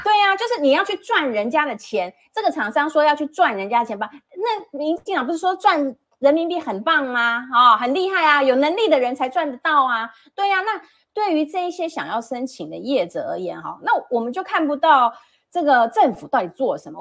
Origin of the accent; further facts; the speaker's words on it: Taiwan; 我是一个外省第二代也好，我出生在这边